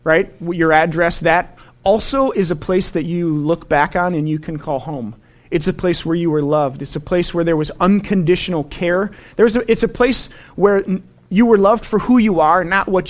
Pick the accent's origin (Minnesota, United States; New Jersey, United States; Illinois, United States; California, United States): Minnesota, United States; Saint Paul; also born or lived in Colorado; I grew up in Minnesota. I grew up in the Midway, right over here in Frogtown, 1290 Charles